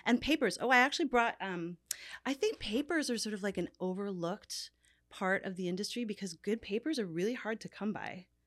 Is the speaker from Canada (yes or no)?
yes; Newfoundland and Labrador, Canada; also born or lived in New York; now in Los Angeles, United States; I grew up in Newfoundland, which is a very Irish culture